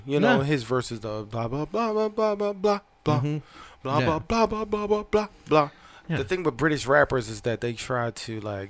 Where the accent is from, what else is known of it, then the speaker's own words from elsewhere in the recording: Maryland, United States; I'm from Maryland, so I'm the crab guy.